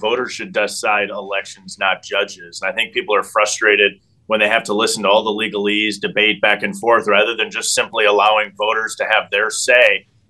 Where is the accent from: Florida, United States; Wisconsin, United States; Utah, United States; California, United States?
Wisconsin, United States; Right now, President Biden is in my home state of Wisconsin with me here.